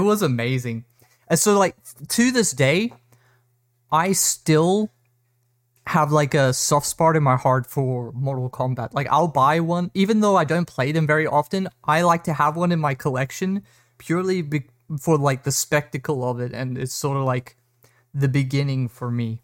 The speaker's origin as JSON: {"language": "English", "country": "South Africa", "tie": "born or raised there", "said": "I grew up in South Africa"}